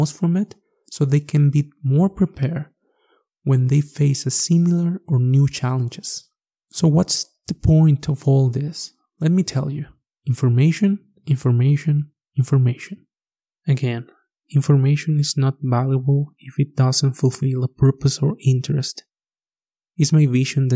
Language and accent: English; Mexico; first language Spanish; English is a second language; moved away as an adult; now in Alberta, Canada; I'm coming originally from Mexico. I guess you already noticed my accent. As you can hear, English is my second language